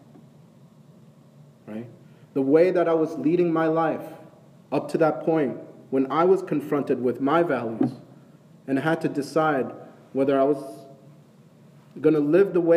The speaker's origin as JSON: {"language": "English", "region": "Northeast", "country": "United States", "tie": "born or raised there", "moved": "yes", "lives_now": "Atlanta, United States", "said": "Growing up in the Northeast"}